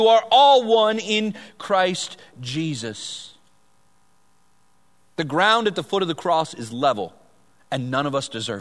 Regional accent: Vallejo, California, United States; I grew up in Vallejo

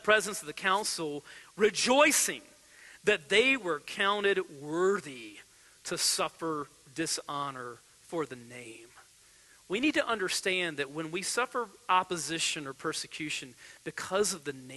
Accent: United States; as American believers

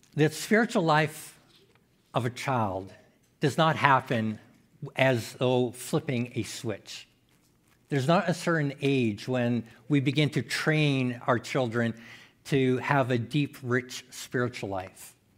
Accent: Saskatchewan, Canada; also born or lived in Manitoba; now in Saskatoon, Canada; I was born in Saskatchewan, then kinda moved away

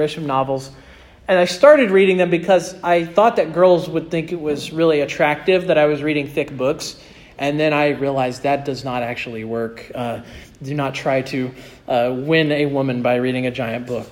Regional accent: Kansas, United States; moved away; I'm from Kansas

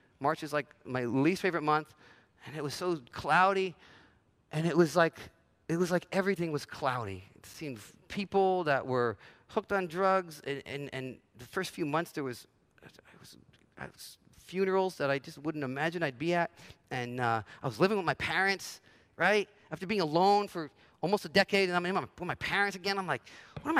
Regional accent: New Jersey, United States; moved away as an adult; also born or lived in Los Angeles, United States; I grew up in New Jersey, spent some time in L.A. through my 20s, and then felt called to come back to New Jersey

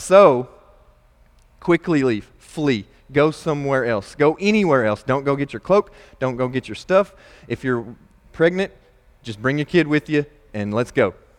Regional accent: Nebo, Kentucky, United States; I grew up in Nebo, Kentucky

